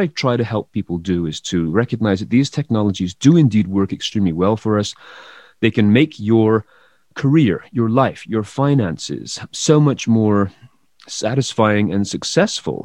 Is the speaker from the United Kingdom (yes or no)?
yes; England, United Kingdom; moved away; I come from England originally